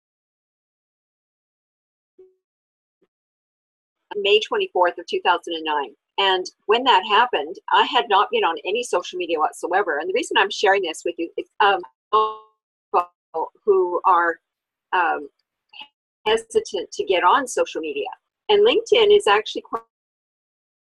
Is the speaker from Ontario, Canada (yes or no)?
no; Alberta, Canada; Born and raised in Alberta